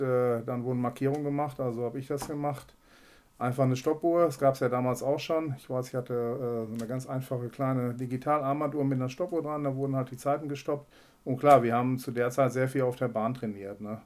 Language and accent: German; Herzebrock-Clarholz, North Rhine-Westphalia, Germany; moved away as an adult; now in Münster, Germany; Ich bin äh, gebürtig aus Herzebrock-Klarholz